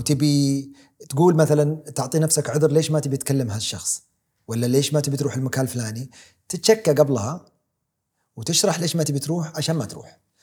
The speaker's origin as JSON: {"language": "Arabic", "country": "Saudi Arabia", "said": "ولدت اني سعودي اولا ومن هالعائله"}